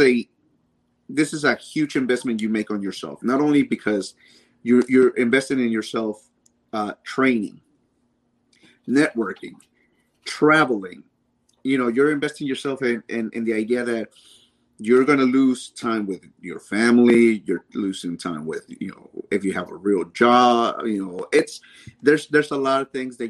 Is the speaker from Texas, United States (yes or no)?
yes; Dallas, Texas, United States; also born or lived in Mexico; my hometown